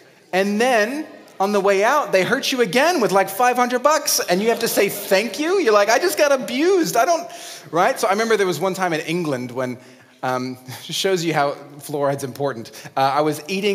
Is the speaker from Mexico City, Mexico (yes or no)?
yes; Mexico City, Mexico; moved away; I grew up in Mexico City